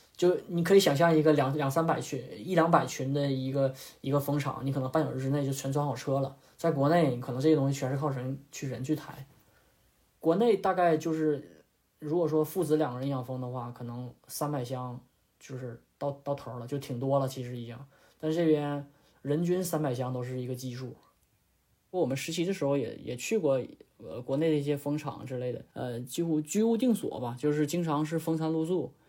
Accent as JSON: {"language": "Chinese", "region": "Northeast China", "country": "China", "moved": "as an adult", "lives_now": "Australia", "said": "因为我家是东北的嘛"}